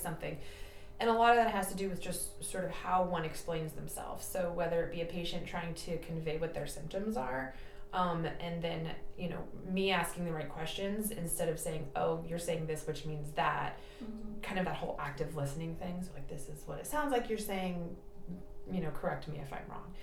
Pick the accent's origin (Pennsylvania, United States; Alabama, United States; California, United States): California, United States; San Jose; now in Napa, United States; I did not grow up here. I'm from the South Bay, um, like San Jose area.